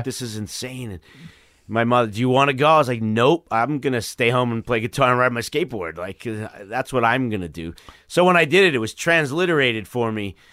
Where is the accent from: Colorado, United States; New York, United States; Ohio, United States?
New York, United States; New York City; Bayside, Queens